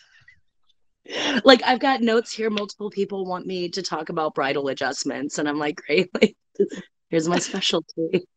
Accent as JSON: {"language": "English", "town": "Detroit", "region": "Michigan", "country": "United States", "tie": "born or raised there", "moved": "yes", "lives_now": "Corolla, United States", "said": "I grew up in the Metro Detroit area"}